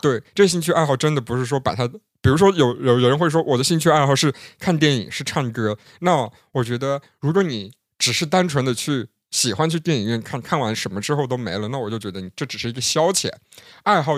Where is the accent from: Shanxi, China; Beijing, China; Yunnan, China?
Yunnan, China; accent: southern; 有很多人能明显听出那个我的南方口音，甚至有人直接听出了我是云南人